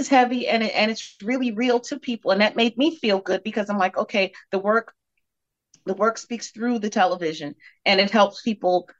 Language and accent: English; New York City, New York, United States; also born or lived in Bed-Stuy / Bushwick / Crown Heights; I was born in Bed-Stuy. I lived in Bed-Stuy the first 9 years of my life, and then we moved to Bushwick. So I was in Bushwick for a chunk of my life. Then there was Crown Heights and East New York mixed in as well. But yeah, I'm a Brooklyn